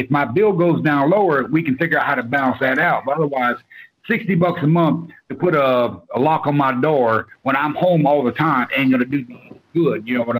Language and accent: English; the South, United States; Okay, I am from the South, and I have never heard the term porch pirate.